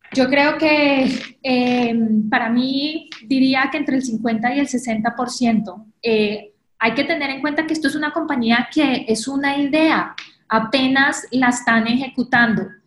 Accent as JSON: {"language": "Spanish", "country": "Colombia", "moved": "as an adult", "lives_now": "New York, United States", "said": "soy colombiana. Hace 10 años llegué a Nueva York para hacer mi maestría en Columbia University"}